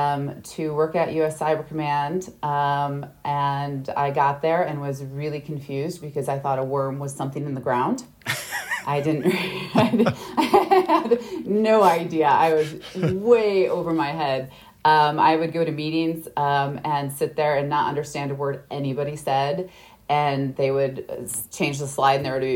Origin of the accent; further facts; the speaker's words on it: Midwest, United States; I'm from the Midwest, so I'm used to the cold winters